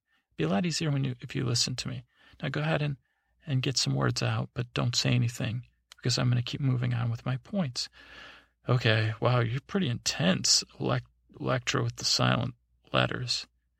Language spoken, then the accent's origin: English; Iowa, United States; I'm not from parts unknown. I'm from Iowa.